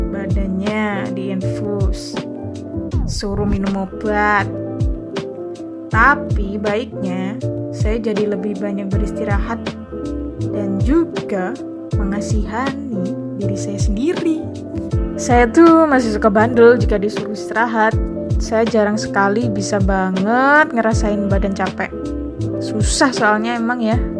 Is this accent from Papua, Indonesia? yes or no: no; East Java, Indonesia; accent: medok; mungkin saya dari desa ya logat saya tuh medok banget sering diolok-olok terus SMA ada mulai nih drama ditolak di sekolah favorit pilihan pertama tapi pada akhirnya diterima di SMA favorit kedua SMA favorit satu kabupaten Ngawi tuh